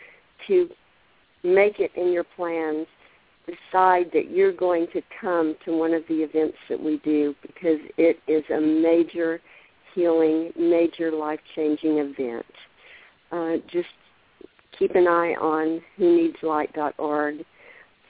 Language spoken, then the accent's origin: English; Texas, United States; I'm from Texas, so I say y'all